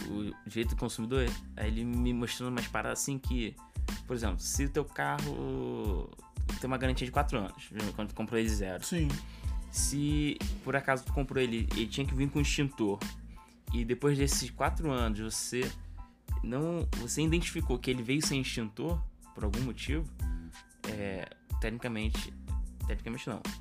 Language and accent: Portuguese; Rio de Janeiro, Brazil; A gente é do Rio de Janeiro e a gente entregou a parada pro cliente